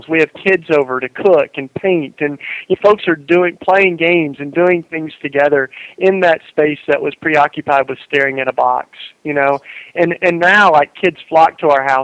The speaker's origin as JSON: {"language": "English", "region": "East Tennessee", "country": "United States", "tie": "born or raised there", "moved": "yes", "said": "I grew up in East Tennessee in the South here"}